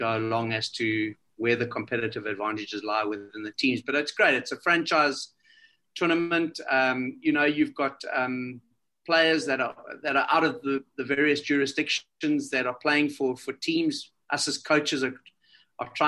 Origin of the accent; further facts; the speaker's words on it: South Africa; I'm a South African.